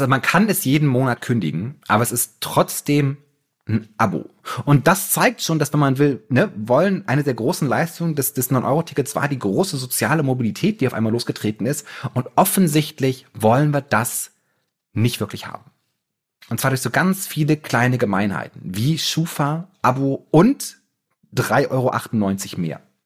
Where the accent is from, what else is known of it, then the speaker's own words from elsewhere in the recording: Germany; wir so als Deutsche